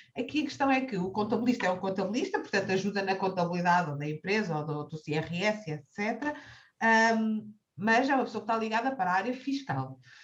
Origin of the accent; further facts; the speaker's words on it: Cascais, Lisbon, Portugal; nascida e criada em Cascais